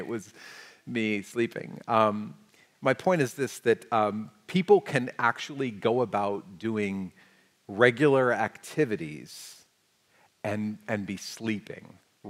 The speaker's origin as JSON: {"language": "English", "country": "United States", "said": "us as the American church, as American Christians"}